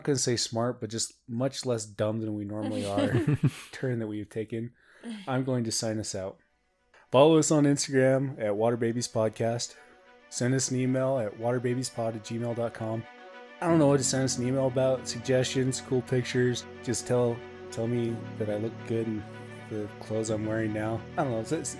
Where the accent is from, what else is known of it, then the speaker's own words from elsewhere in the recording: Ireland; We're from Ireland, so we don't know what that is.